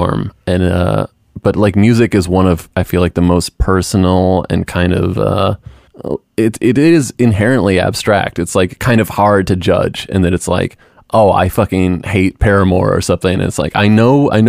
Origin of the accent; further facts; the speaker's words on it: outside of Portland, Oregon, United States; Growing up outside of Portland, and there was a lot of area music